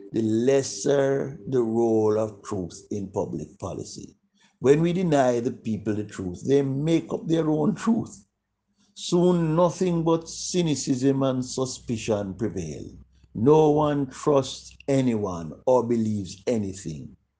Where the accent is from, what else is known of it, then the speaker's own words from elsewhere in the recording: Jamaica; when we were growing up in Jamaica